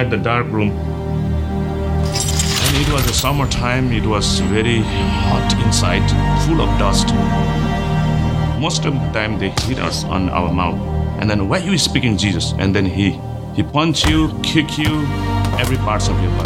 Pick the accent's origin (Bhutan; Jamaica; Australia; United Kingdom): Bhutan; Chirang, Tsirang; now in United States; I am from Bhutan. I was living in Chirang, Bhutan, one of the very small village